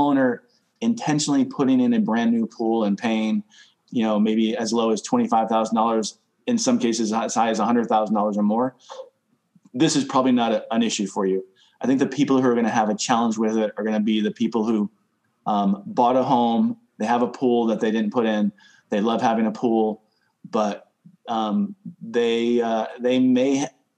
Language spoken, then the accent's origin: English; Connecticut, United States; I come from Connecticut. We had an above ground pool when I was growing up